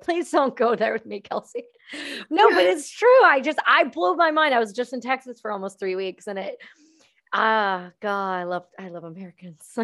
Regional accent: Canada; I'm just Canadian

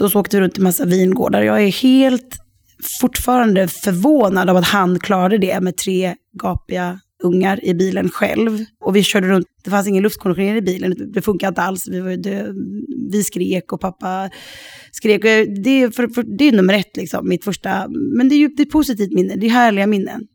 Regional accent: Sweden; moved away as an adult; also born or lived in Sydney / Los Angeles / Stockholm; now in France; jag är fortfarande svensk

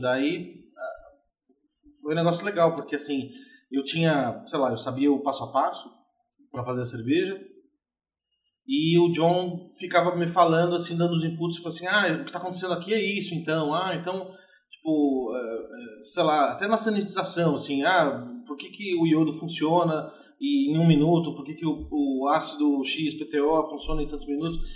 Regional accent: São Paulo, Brazil; eu nasci em São Paulo e em 1981

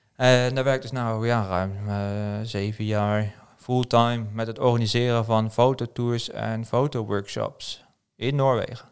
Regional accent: Pijnacker, South Holland, Netherlands; moved away as an adult; now in Norway; oorspronkelijk kom ik dus uit Nederland, geboren getogen in Pijnakken bij, bij Delft.

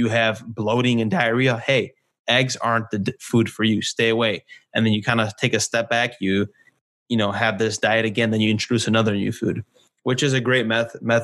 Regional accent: Poland; now in California, United States; I was born in Poland

